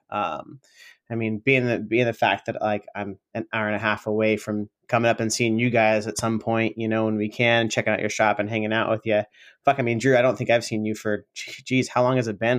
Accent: Sacramento, California, United States; also born or lived in San Francisco; I came back to Sacramento, uh, my hometown

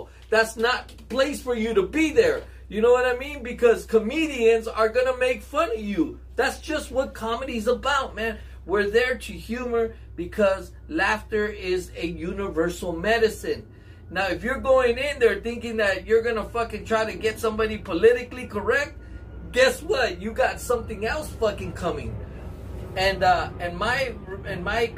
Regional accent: Los Angeles, California, United States; I grew up in Lincoln Heights

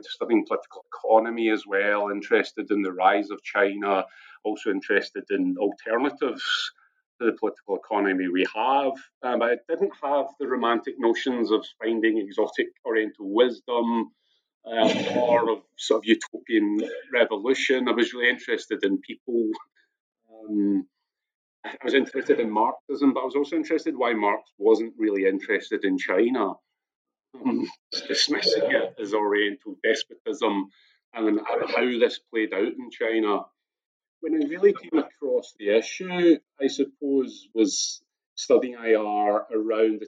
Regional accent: Scotland, United Kingdom; Background being Irish in Scotland, in Britain

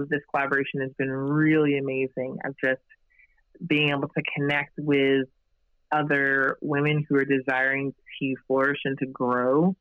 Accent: United States; I was the first in my family to be born and raised here in the States

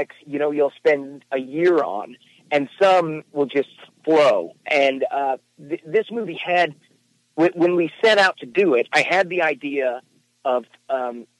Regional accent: Shreveport, Louisiana, United States; Shreveport, Louisiana, which is my hometown

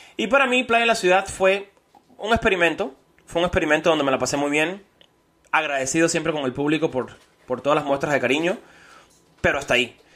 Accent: Cuba; moved away; also born or lived in United States; como cubano

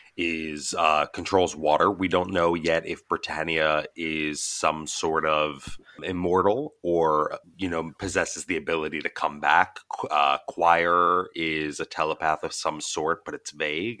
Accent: United States; as an American

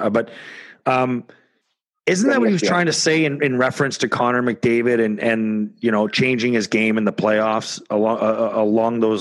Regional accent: Canada; me being Canadian

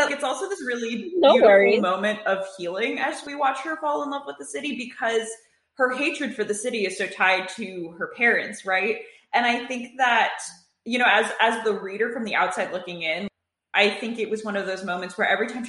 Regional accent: Connecticut, United States; I grew up in Connecticut on the Metro North Line

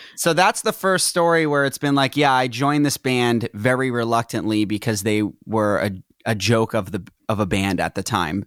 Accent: Reading, Massachusetts, United States; moved away as an adult; also born or lived in Tewksbury, Massachusetts / Salem, Massachusetts; now in Los Angeles, United States; I was raised in Tewksbury until I was very, in, like, third grade. Then I grew up in Reading

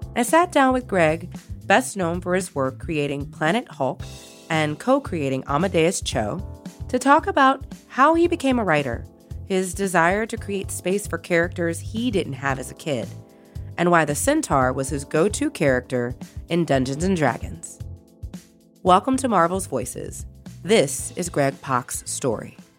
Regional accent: Louisiana, United States; I'm from Louisiana

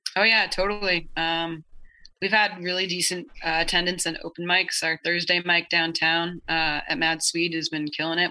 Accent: Idaho, United States; growing up in Idaho

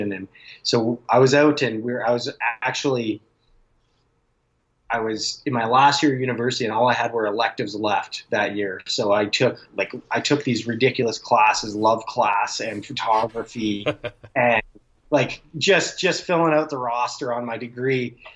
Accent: Calgary, Alberta, Canada; My dad moved out to New Brunswick, uh, and he had a farm out there. And I grew up in Calgary

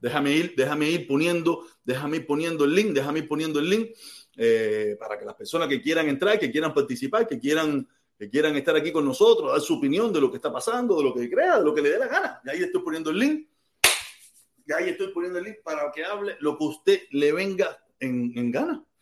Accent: Cuba; now in United States; Donde único nosotros somos naturales es en, nuestro país. ¿Y cuál es nuestro país? Cuba

